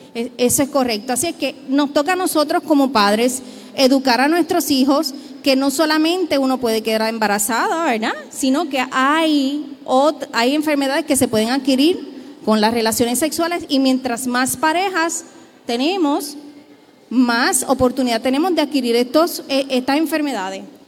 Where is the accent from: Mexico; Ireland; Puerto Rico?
Puerto Rico; Somos un pueblo puertorriqueño